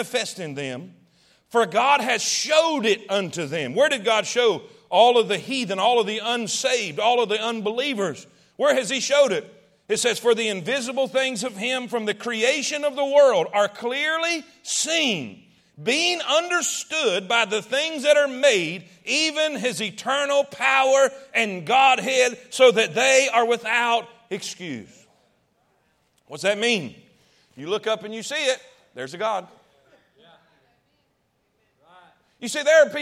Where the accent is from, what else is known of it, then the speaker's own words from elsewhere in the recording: East Coast, United States; moved away; I grew up on the East Coast